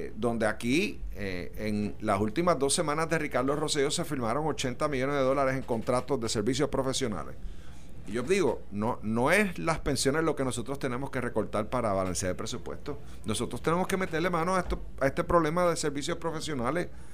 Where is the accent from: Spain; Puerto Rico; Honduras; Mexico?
Puerto Rico; como puertorriqueño